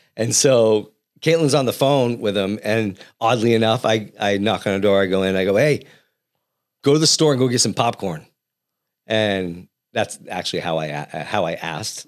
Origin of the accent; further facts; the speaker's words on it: New England, United States; now in Central Valley, California, United States; I'm from back east